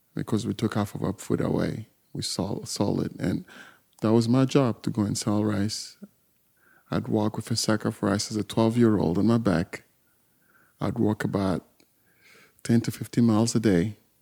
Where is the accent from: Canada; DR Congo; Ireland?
DR Congo; southern Congo; moved away; I was born in Warzone, in south of Congo